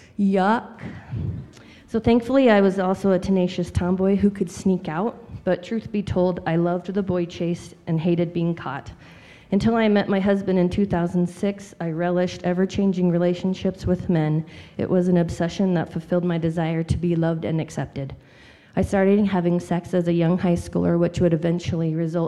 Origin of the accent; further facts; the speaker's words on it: Powell, Wyoming, United States; I grew up in Wyoming in the Powell area